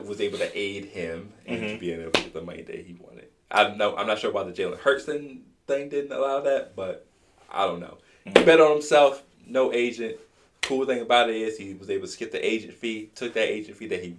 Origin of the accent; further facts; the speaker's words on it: Virginia, United States; But I'm not regional. I'm just from Virginia.